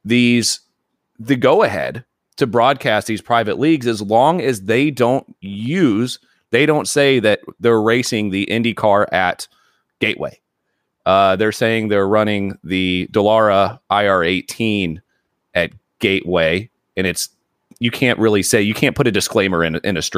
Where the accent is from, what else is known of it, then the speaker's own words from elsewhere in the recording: Terre Haute, Indiana, United States; I grew up an hour away from the racetrack in Terre Haute